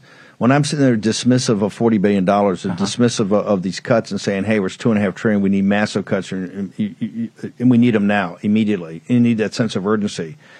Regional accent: Virginia, United States; I was born in Virginia

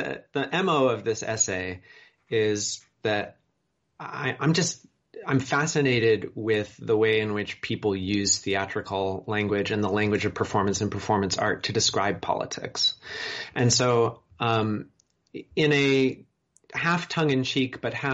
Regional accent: Chicago, Illinois, United States; my hometown, Chicago

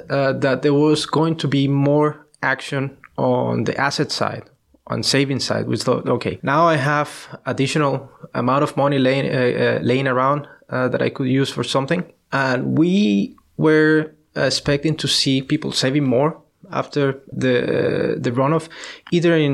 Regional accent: Colombia; moved away; I'm from Colombia

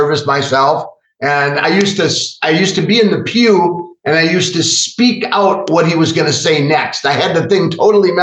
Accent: Milwaukee, Wisconsin, United States; also born or lived in Brookfield, Wisconsin; I'm actually born and raised in Milwaukee, and I've been here all my life. I grew up in the western suburbs in Brookfield

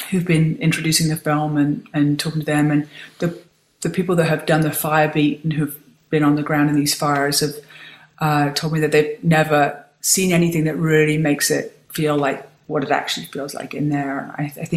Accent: United Kingdom; also born or lived in New York; now in California, United States; I'm a Brit

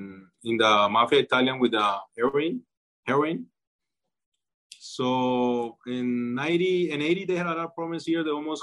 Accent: Colombia; English is a second language

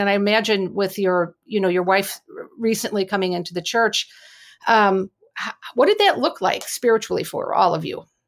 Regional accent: United States; as American Catholics

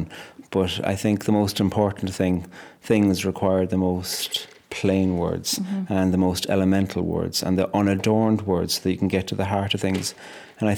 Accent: Cork, Munster, Ireland; now in Northern Ireland, United Kingdom; A very Irish Catholic background growing up in Cork

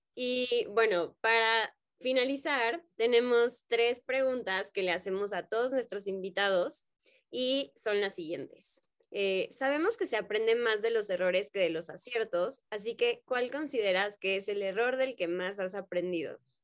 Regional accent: Mexico; en México siento que somos personas como con mucho tacto

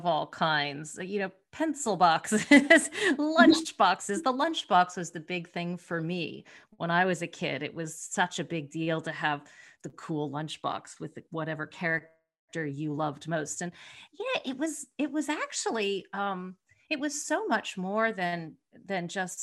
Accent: United States; I'm American

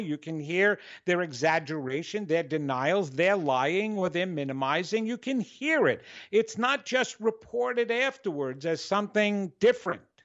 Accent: New York, United States; I'm Italian, I'm from New York, and I was a performer.

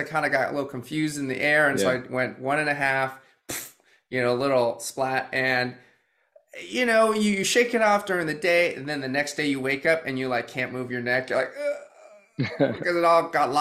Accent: Boston, Massachusetts, United States; moved away as an adult; also born or lived in China / California; I grew up in the suburbs of Boston

